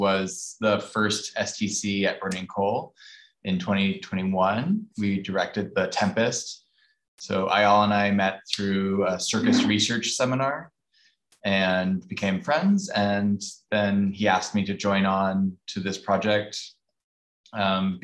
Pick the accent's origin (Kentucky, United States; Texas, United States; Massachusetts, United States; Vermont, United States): Vermont, United States; Burlington; also born or lived in San Francisco; now in Philadelphia, United States; I grew up in Burlington, Vermont